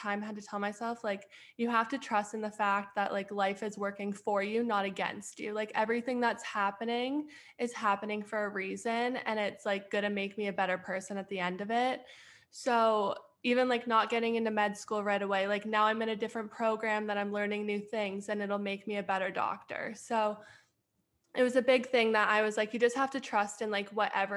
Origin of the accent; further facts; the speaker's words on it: Edmonton, Alberta, Canada; moved away as an adult; now in Pittsburgh, United States; I'm from Edmonton, Alberta, but right now I'm in Pittsburgh going to school